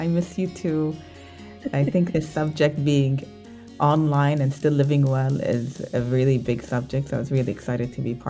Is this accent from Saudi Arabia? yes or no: yes; Saudi Arabia; My baby's 4 months old. I'm from Saudi Arabia. I started my journey in discovering myself.